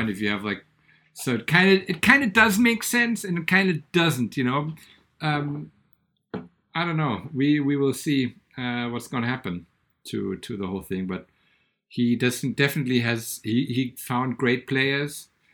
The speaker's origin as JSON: {"language": "English", "town": "Bad Vilbel", "region": "Hesse", "country": "Germany", "tie": "born or raised there", "said": "my hometown and the water"}